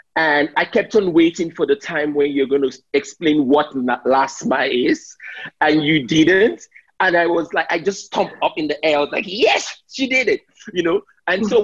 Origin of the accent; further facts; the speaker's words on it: Nigeria; I'm Nigerian